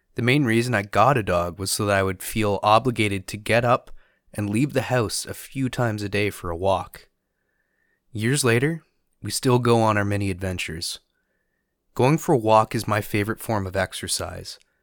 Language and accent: English; Canada; As a Canadian